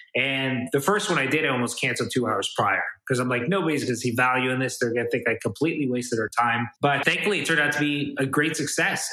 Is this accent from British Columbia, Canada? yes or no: no; Toronto, Ontario, Canada; I'm kind of born and raised in Toronto, Canada.